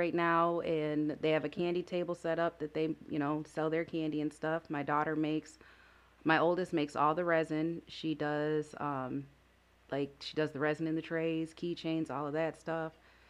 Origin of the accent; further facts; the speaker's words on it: Lansing, Michigan, United States; Yeah, born and raised.